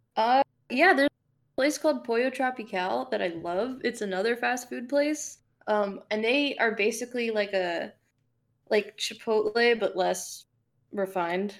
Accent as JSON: {"language": "English", "town": "Fort Lauderdale", "region": "Florida", "country": "United States", "moved": "yes", "lives_now": "Atlanta, United States", "said": "I'm from South Florida"}